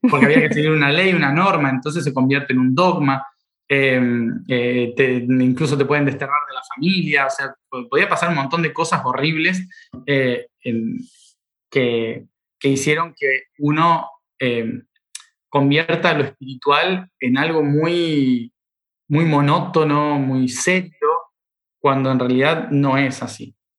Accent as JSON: {"language": "Spanish", "country": "Argentina", "said": "soy argentino"}